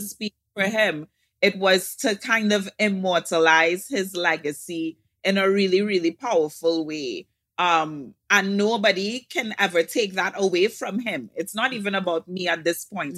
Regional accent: Trinidad & Tobago; From Trinidad and Tobago

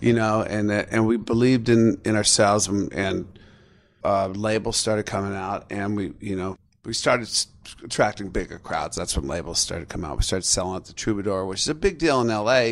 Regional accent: Seattle, Washington, United States; my hometown of Seattle

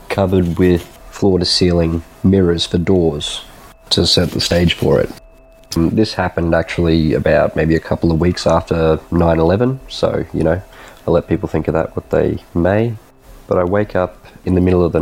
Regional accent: Brisbane, Queensland, Australia; I'm from Brisbane, Australia.

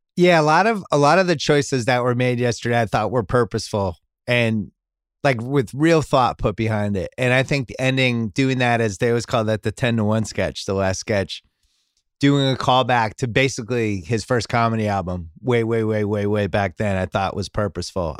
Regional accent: New England, United States; little white kid growing up in New England

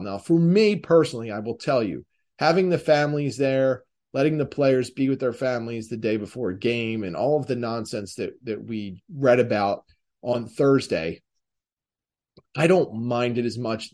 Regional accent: Delaware County, Philadelphia area, Pennsylvania, United States; I'm from the Philly area, and in particular, Delaware County, otherwise known as Delco

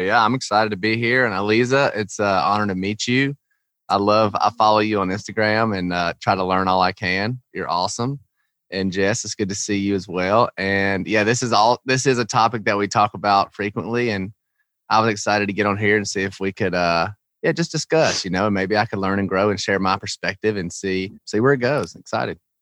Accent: Georgia, United States; I grew up in Georgia in the South

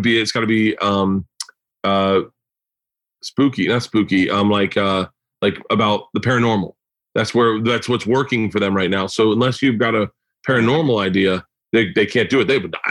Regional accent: Florida, United States; growing up in Florida

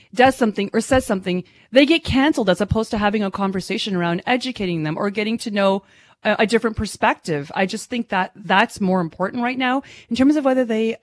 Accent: Ottawa, Ontario, Canada; I grew up in Ottawa, the little pocket that I grew up in, my entire school, everybody was white except for me

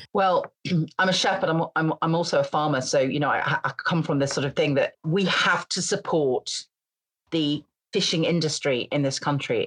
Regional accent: Grimsby, Yorkshire and the Humber, United Kingdom; also born or lived in Scotland; I come from near Grim, or I come from Grimsby

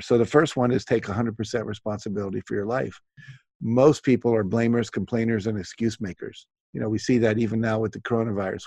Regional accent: West Virginia, United States; I grew up in West Virginia

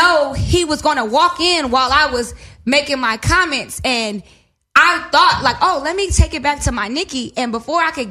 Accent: Inglewood, California, United States; I am from Inglewood.

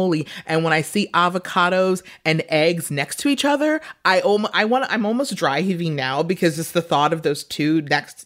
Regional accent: New York City, New York, United States; moved away as an adult; now in Los Angeles, United States; I just moved to LA. I am from Brooklyn.

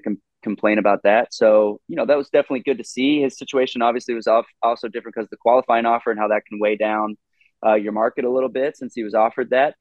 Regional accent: Southlake, Texas, United States; I grew up in Fort Worth, like suburb of Dallas, Fort Worth called South Lake

